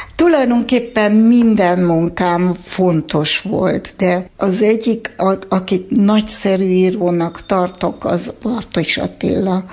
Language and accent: Hungarian; Erlangen, Bavaria, Germany; first language Hungarian; also born or lived in Stuttgart, Germany; now in Hungary; én a 70-es évek Németországában nőttem fel